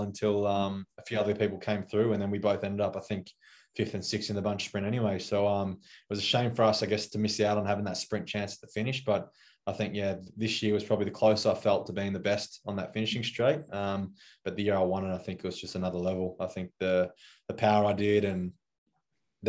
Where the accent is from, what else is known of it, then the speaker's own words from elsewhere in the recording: Australia; as an Aussie sprinter